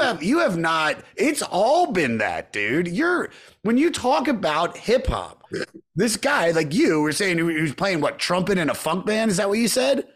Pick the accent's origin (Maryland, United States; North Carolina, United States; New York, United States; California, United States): Maryland, United States; Montgomery County; We we grew up in Montgomery County, Maryland